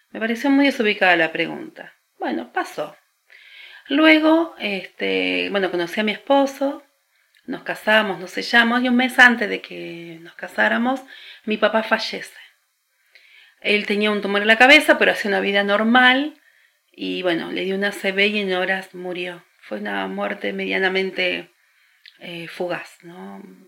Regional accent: Argentina; especialmente en la Argentina, es laico. Entonces, yo soy hija del Estado laico.

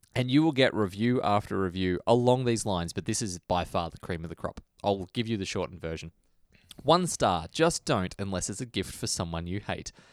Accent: Australia; I'm an Australian.

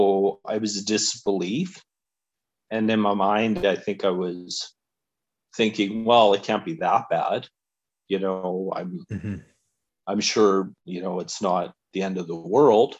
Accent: Alberta, Canada; So I grew up in Alberta, and I have lived in Calgary for 25 years

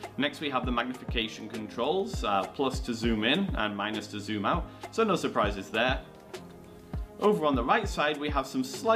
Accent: England, United Kingdom; moved away; coming from Oxcyte out of England. That's my home country.

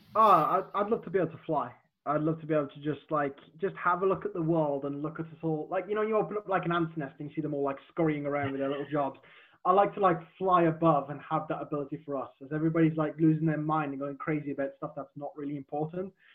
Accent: Black Country, West Midlands, United Kingdom; accent: Black Country; My my black country accent would come out more

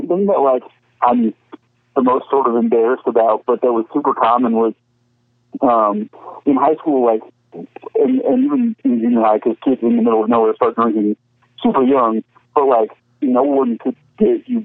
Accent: Sundance, Wyoming, United States; also born or lived in Lubbock, Texas / Oklahoma; most of like what you associate with growing up, like the years that I think are most closely associated with growing up for me, which was like age 9 on, happened in a really small town in Wyoming called Sundance

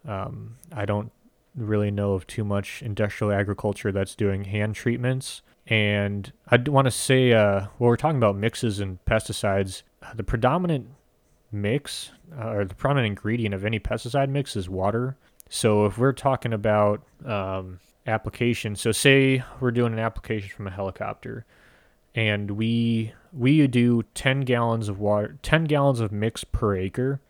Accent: United States; as Americans, we're so used to getting every food where we want it now

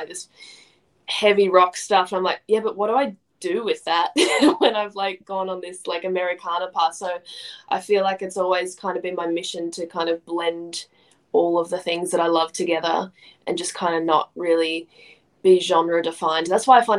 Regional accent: Montrose, Victoria, Australia; I grew up in Montrose.

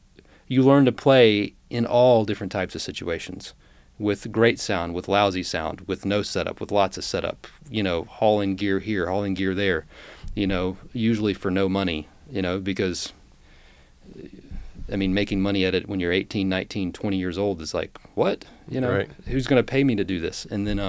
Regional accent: Roswell, Georgia, United States; I was born and raised in outside of Atlanta, Georgia, in Roswell, Georgia.

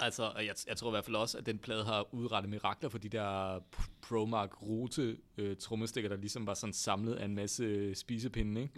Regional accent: North Jutland, North Denmark Region, Denmark; accent: North Jutlandic; moved away as an adult; now in Copenhagen, Denmark; jysk med den der nordjyske klang, jeg ligesom er vokset op med i mit barndomshjem

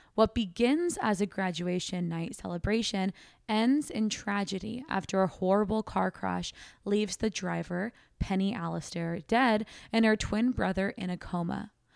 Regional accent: Sacramento, California, United States; moved away as an adult; now in Austin, United States; our hometown

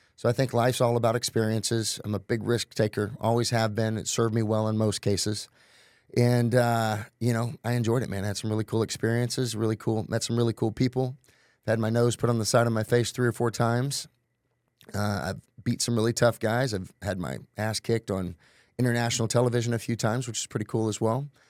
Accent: Tulsa, Oklahoma, United States; I'm originally from Tulsa, Oklahoma

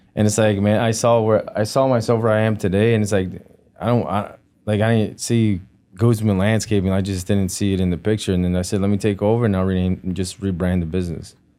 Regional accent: Melrose Park, Illinois, United States; also born or lived in Jalisco, Mexico / Joliet, Illinois; I was raised in uh, Mel- Melrose Park

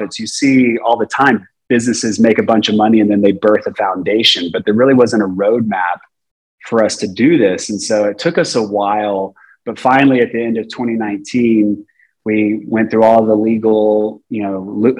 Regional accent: Texas, United States; also born or lived in San Jose, California; I'm a Texan

